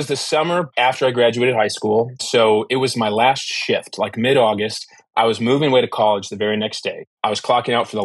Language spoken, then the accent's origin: English; Toledo, Ohio, United States; I was living in Toledo, Ohio at the time, which was my hometown